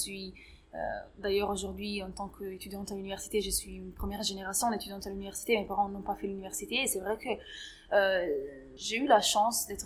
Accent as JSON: {"language": "French", "town": "Grenoble", "region": "Auvergne-Rhône-Alpes", "country": "France", "tie": "born or raised there", "said": "surtout dans la ville où j'ai grandi, du coup à Grenoble"}